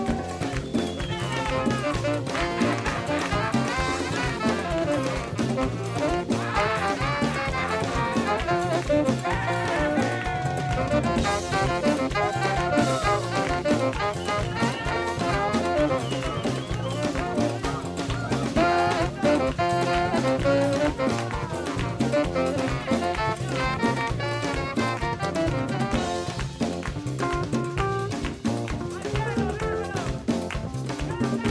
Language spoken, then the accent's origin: English; New York City, New York, United States; I grew up in Queens, New York